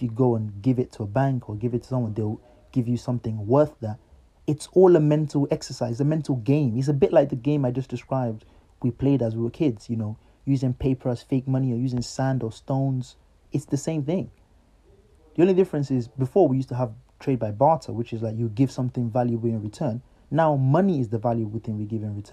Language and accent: English; Nigeria; moved away; I grew up in Nigeria